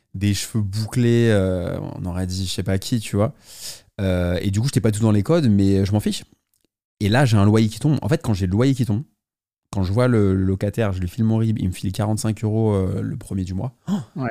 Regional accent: Paris, Île-de-France, France; je suis parisien

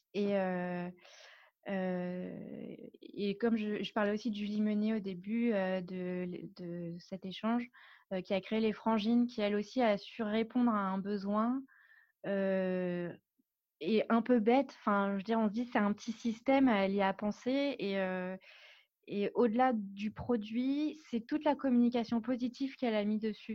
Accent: Paris, Île-de-France, France; moved away as an adult; now in Biarritz, France; je suis parisienne, je suis née à Paris, j'ai grandi à Paris

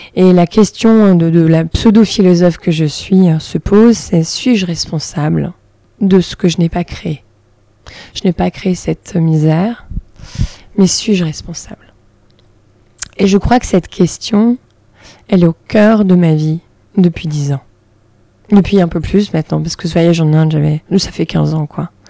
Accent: Saint-Étienne area, Auvergne-Rhône-Alpes, France; moved away as an adult; now in Paris, France; J'ai grandi en, province, dans la région stéphanoise

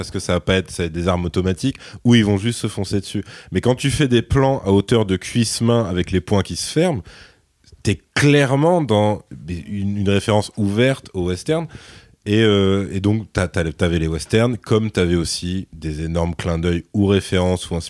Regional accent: France; nous on est français

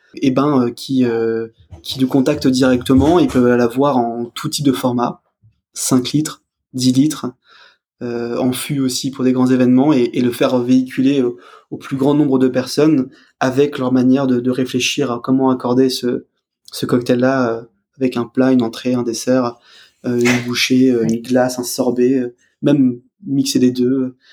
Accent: France; en tant que français

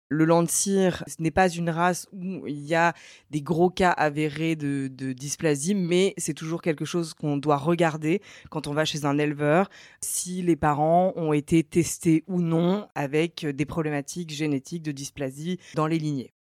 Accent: Paris, Île-de-France, France; j'habite à Paris, je suis parisienne à la base.

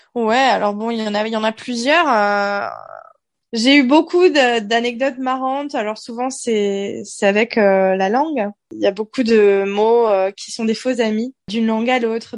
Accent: France; moved away as an adult; also born or lived in Granada, Spain; now in Valencia, Spain; en tant que française

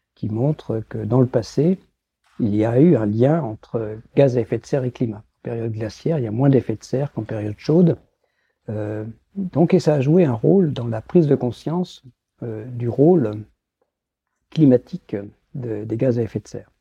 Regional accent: Brittany, France; moved away; also born or lived in Lyon / Saclay; je suis breton

